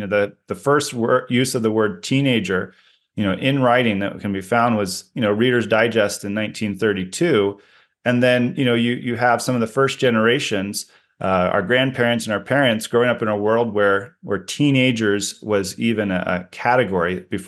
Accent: Oregon, United States; No, I grew up in the Pacific Northwest, out in the country in Oregon. And my family had 9 acres out there surrounded by hundreds of 4 acres of forest owned by other people that we were free to explore.

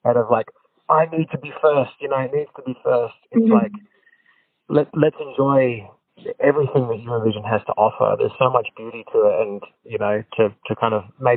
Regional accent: Australia; I'm kind of like first generation Australian. My parents both immigrated here when they were young

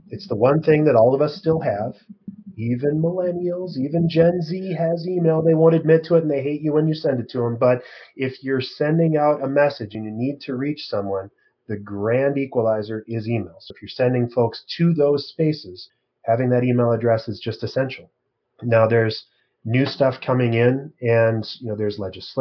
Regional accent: Midwest, United States; now in Minneapolis, United States; And I'm from the Midwest. I'm in Minneapolis.

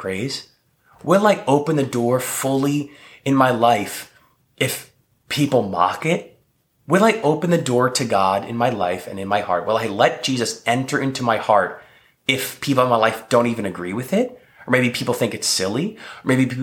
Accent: New Jersey, United States; moved away as an adult; also born or lived in New York; now in Texas, United States; I'm living in Texas. I grew up in New Jersey. I was living in New York when I met my wife.

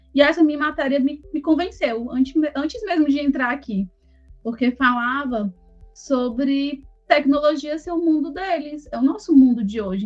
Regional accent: Fortaleza, Ceará, Brazil; moved away as an adult; now in Manaus, Brazil; Eu sou de Fortaleza, meu esposo é de Brasília e, e moramos juntos em Manaus há sete anos

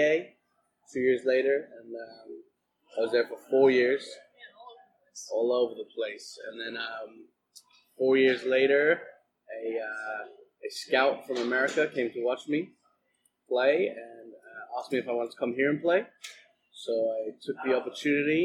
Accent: London, United Kingdom; now in United States; originally from London, England, West London.

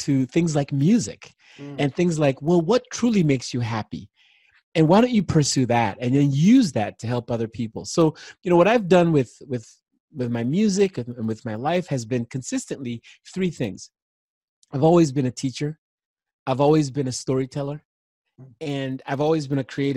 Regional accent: Nigeria; I was born in Nigeria in the 60s, late 60s. And there was a civil war going on

